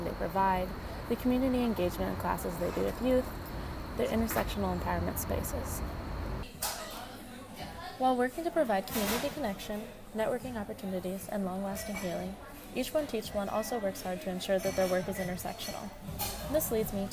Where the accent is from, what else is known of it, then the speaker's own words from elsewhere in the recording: Arvada, Colorado, United States; I'm from Arvada, Colorado